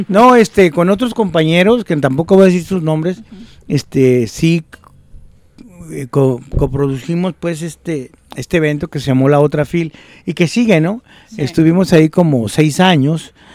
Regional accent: Guadalajara, Jalisco, Mexico; siendo de Guadalajara o de Jalisco

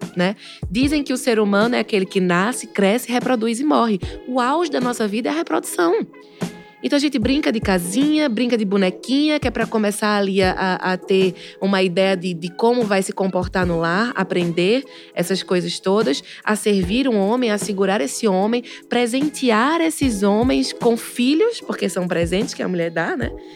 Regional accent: sertão do Pajeú, Pernambuco, Brazil; eu sou pernambucana

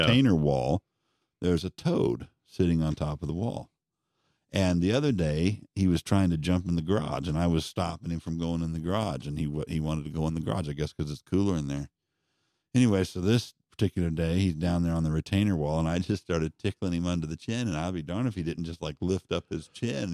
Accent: Denver, Colorado, United States; moved away; I grew up in Colorado, but of course, I was in Denver, I wasn't in the mountains

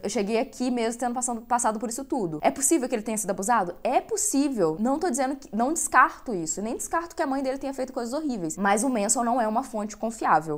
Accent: Brazil; eu cresci no Brasil

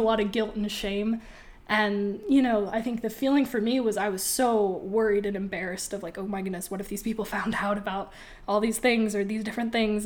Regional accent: Boise, Idaho, United States; now in Moscow, United States; I'm also from Boise

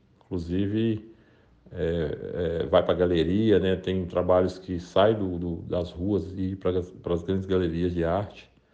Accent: Brazil; a gente como brasileiro

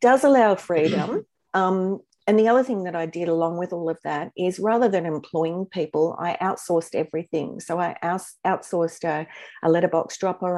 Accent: Newcastle, New South Wales, Australia; I ended up here in Newcastle. And this is my hometown

